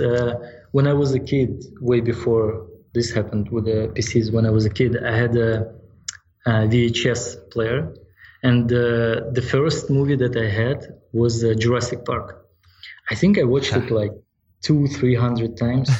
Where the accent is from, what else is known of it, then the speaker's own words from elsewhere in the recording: Yalta, Crimea, Ukraine; now in United States; my hometown it's uh, in ukraine in yalta